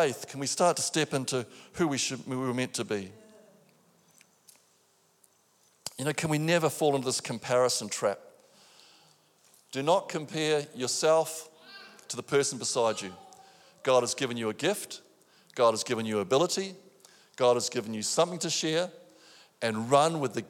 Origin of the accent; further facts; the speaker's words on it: New Zealand; now in Australia; I'm a Kiwi